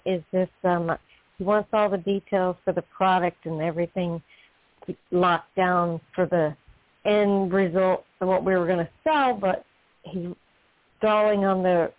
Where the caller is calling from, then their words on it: Florida, United States; I'm calling from Florida.